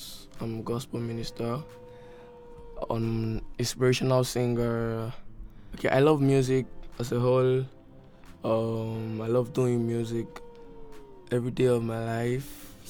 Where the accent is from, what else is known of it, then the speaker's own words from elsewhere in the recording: Abia, Nigeria; I'm from Abia.